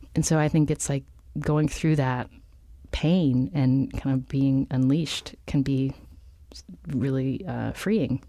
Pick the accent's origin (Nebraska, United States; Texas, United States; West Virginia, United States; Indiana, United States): West Virginia, United States; Charleston; moved away as an adult; also born or lived in Palo Alto; I grew up in Charleston, which is the capital city of West Virginia